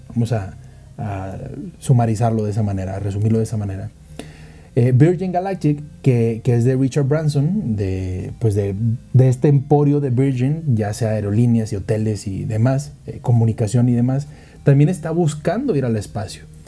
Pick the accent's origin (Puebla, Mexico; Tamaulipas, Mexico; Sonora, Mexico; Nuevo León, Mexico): Nuevo León, Mexico; Monterrey; now in Mexico City, Mexico; yo soy de Monterrey, vivo en Ciudad de México